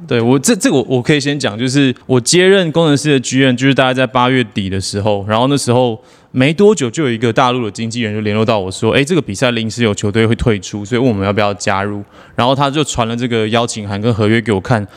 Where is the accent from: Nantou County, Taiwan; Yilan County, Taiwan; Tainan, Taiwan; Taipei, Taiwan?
Taipei, Taiwan; 我跟炳胜，我们从小都在北投长大